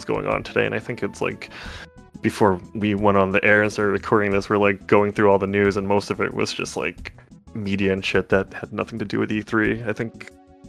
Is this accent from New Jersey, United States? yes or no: no; Maine, United States; I'm from Maine